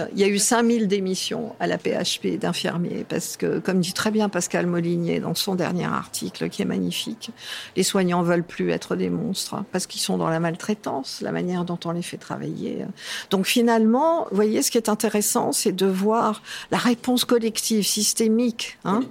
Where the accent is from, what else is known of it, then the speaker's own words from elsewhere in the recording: Cannes, Provence-Alpes-Côte d'Azur, France; moved away; Je suis toujours dans le midi, puisque je suis canoise d'origine